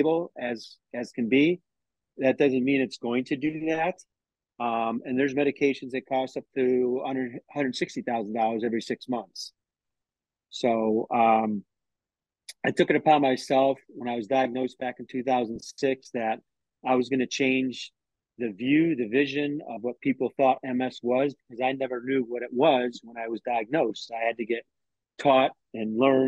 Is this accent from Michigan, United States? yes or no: no; Tampa, Florida, United States; I'm from Tampa, Florida.